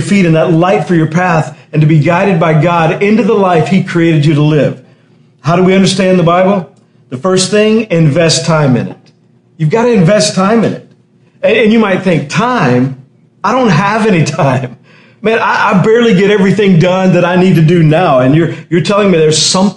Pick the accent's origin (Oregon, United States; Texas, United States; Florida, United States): Texas, United States; I remember in high school, growing up in Texas, in high school